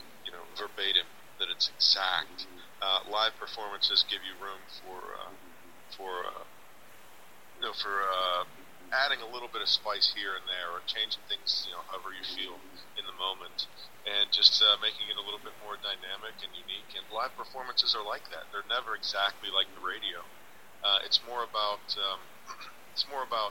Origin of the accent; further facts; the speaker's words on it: Pittsburgh, Pennsylvania, United States; also born or lived in Los Angeles; I moved back from Los Angeles to Pittsburgh, my hometown